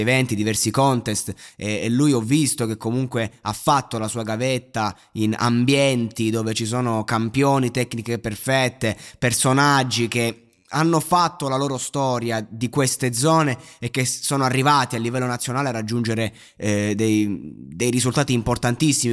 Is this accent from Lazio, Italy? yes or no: no; Pescara area, Abruzzo, Italy; Pescara, eh, dalle mie parti